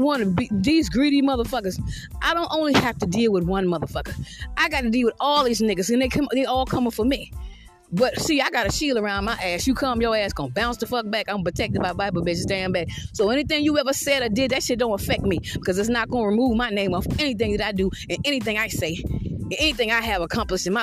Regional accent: Georgetown, South Carolina, United States; I'm from Georgetown, South Carolina

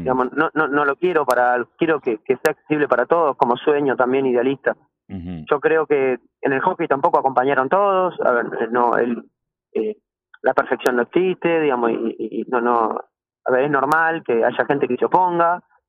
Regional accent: Argentina

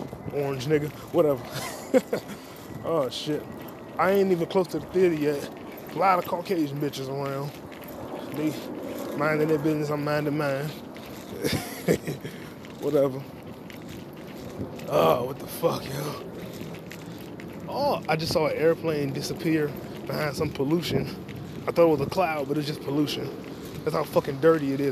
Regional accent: United States; Nationality is American. Ivorian is the ethnicity.

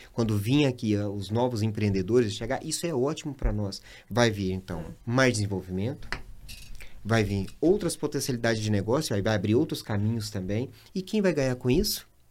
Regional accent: Goiânia, Goiás, Brazil; now in Sinop, Brazil; A minha cidade, Goiânia

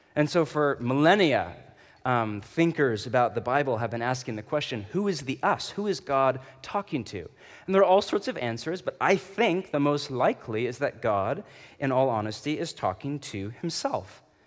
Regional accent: Portland, Oregon, United States; I'm from Portland

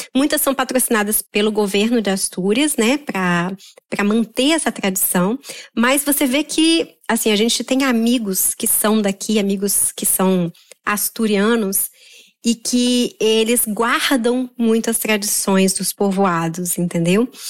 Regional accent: Vitória, Espírito Santo, Brazil; moved away as an adult; also born or lived in Belo Horizonte; now in Oviedo, Spain; Então, eu sou capixabíssima, né? Nasci em Vitória mesmo, na ilha da, na ilha da capital

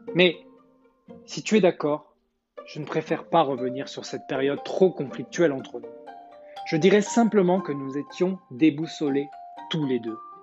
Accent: the South, southern France, France; accent: accent du Sud; mon accent du Sud

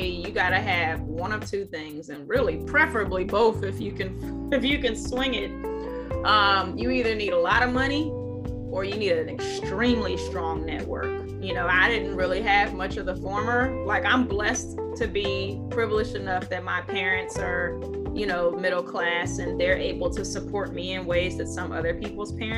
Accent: Washington, District of Columbia, United States; growing up in Chocolate City

